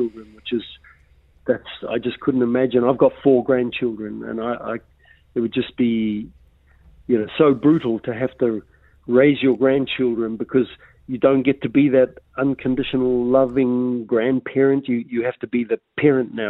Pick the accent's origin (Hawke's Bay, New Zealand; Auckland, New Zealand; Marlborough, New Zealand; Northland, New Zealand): Northland, New Zealand; Russell; I grew up in Russell